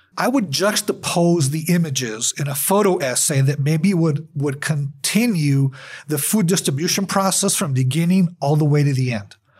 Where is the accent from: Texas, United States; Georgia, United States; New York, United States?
Texas, United States; El Paso; I'm from El Paso. I was born and raised here